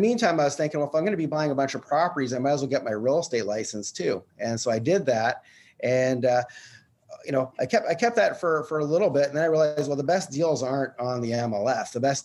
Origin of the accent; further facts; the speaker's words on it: Canada; I'm actually from Canada